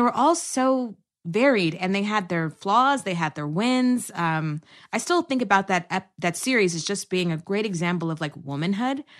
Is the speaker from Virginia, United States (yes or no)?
no; Texas, United States; also born or lived in New York; now in Los Angeles, United States; I'm originally from Texas, a transplant by way of New York to L